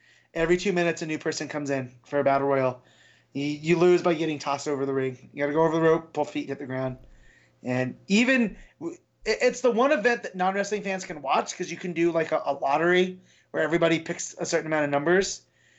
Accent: Las Vegas, Nevada, United States; here in my hometown

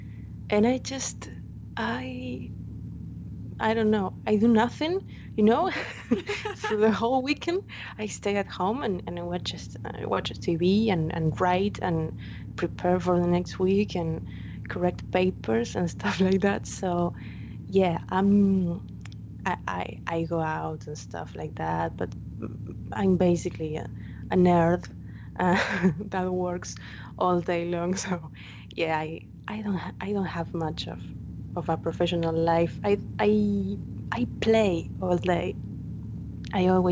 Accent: Argentina; I'm from Argentina

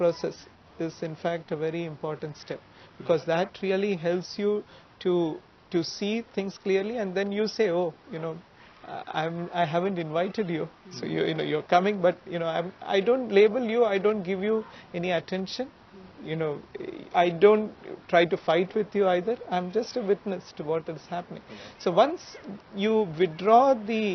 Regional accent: Mumbai, Maharashtra, India; I grew up in Mumbai

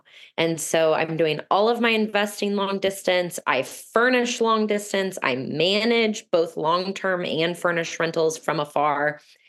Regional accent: Midwest, United States; I am originally from the Midwest and I invest in the Midwest.

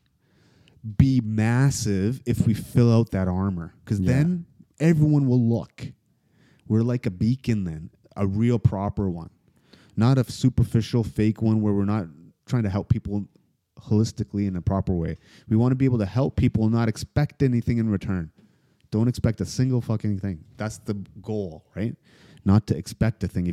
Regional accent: Toronto, Ontario, Canada; also born or lived in United States; I grew up in Toronto and some parts in the States

